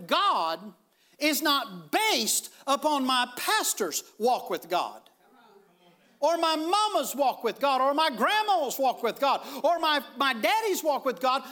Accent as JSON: {"language": "English", "country": "United States", "said": "I'm thankful that I'm an American."}